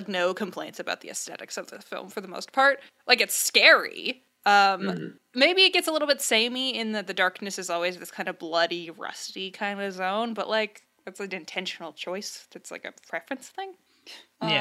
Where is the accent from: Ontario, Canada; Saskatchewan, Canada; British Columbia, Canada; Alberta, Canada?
Saskatchewan, Canada; We're from Saskatchewan